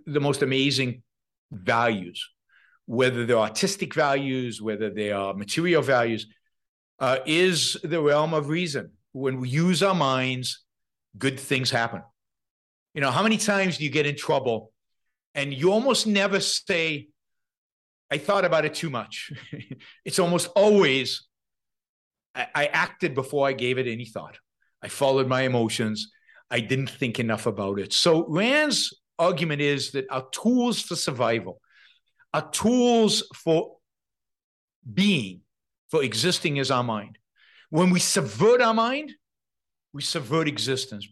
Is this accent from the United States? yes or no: no; Israel; moved away; I, I come from Israel, tiny little country. It has a draft.